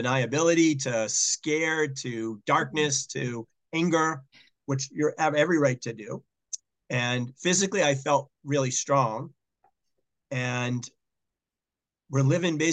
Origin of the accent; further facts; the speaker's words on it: Boston, Massachusetts, United States; moved away as an adult; also born or lived in Dayton, Ohio; Boston, my hometown